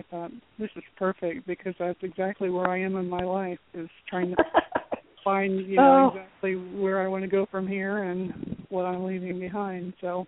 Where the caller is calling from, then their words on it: Florida, United States; I'm calling from Florida.